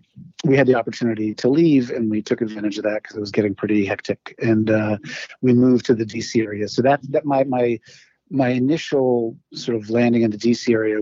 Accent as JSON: {"language": "English", "region": "New York", "country": "United States", "tie": "born or raised there", "also_born_or_lived": "Iran", "said": "I was born in New York. I split my time between here in New York and in Iran, because at the time, my dad was he was a vice dean in a university in southern Iran"}